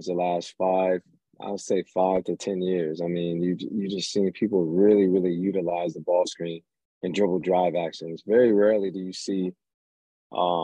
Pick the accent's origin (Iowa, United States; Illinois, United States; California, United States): Iowa, United States; Waterloo; growing up in Waterloo, it definitely had its challenges going from a single parent, single mom